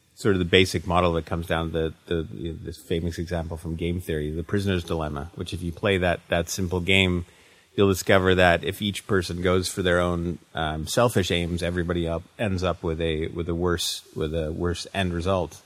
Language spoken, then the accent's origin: English; Canada; as a Canadian writer